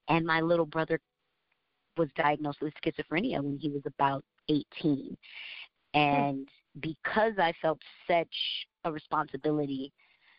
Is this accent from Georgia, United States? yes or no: yes; Georgia, United States; moved away as an adult; also born or lived in New York; now in Orlando, United States; I consider myself a Southerner. I was raised in Georgia. I wasn't born there, but I was raised in Georgia from the time I was a baby.